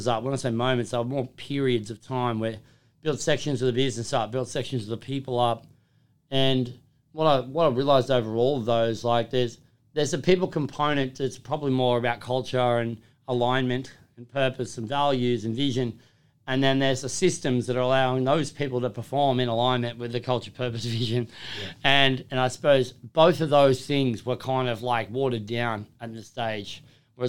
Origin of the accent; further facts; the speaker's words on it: Lake Macquarie, New South Wales, Australia; also born or lived in Holbrook / Perth / Hills District; I was from Lake Macquarie growing up